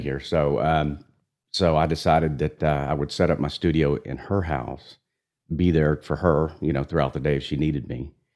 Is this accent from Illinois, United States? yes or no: no; Amarillo, Texas, United States; also born or lived in San Antonio, Texas; I was born in San Antonio, raised in Amarillo, Texas